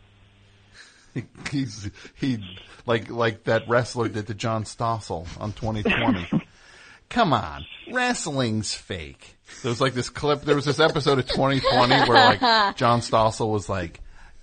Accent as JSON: {"language": "English", "region": "New Jersey", "country": "United States", "said": "I'm from New Jersey"}